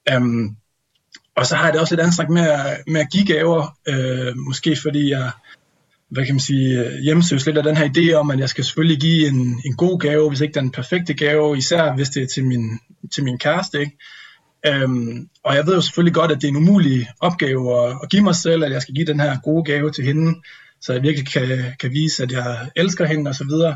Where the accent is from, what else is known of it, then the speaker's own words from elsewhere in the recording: Vodskov, North Denmark Region, Denmark; moved away; jeg sidder her på øh, juleferie øh, hjemme med mine forældre i Voskov i Nordjylland